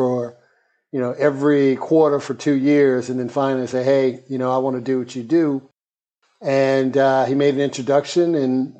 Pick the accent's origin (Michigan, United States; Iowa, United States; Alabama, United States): Alabama, United States; Birmingham; moved away as an adult; also born or lived in Jamaica, Queens, New York / Atlanta / South Africa; now in New York, United States; New York City born, Jamaica, Queens, but I consider Birmingham, Alabama my hometown. I grew up there and immediately left out of high school